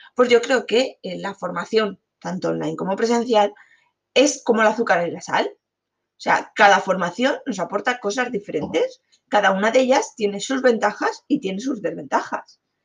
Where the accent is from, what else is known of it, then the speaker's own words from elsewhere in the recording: Alicante, Valencian Community, Spain; yo soy de Alicante